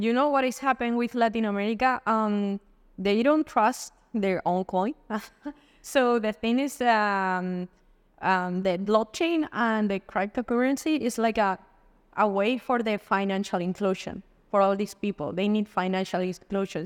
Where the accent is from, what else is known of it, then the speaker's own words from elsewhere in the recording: Madrid, Community of Madrid, Spain; moved away; also born or lived in Dubai; I'm from Spain, from Madrid